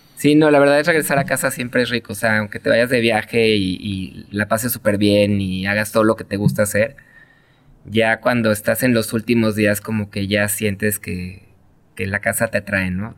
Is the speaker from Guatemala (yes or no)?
no; Mexico City, Mexico; moved away as an adult; now in Tijuana, Mexico; Yo soy chilango. Ah, Nacido en la Ciudad de México, estuve ahí hasta los 30 años